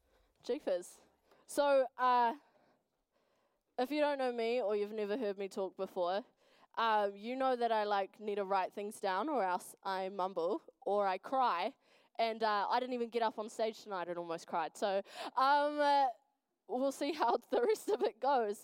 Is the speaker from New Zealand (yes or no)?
yes; Wellington, New Zealand; now in Dunedin, New Zealand; I am from Wellington. Good times. I'm from a little place called Nainai. Yes, in the ghetto.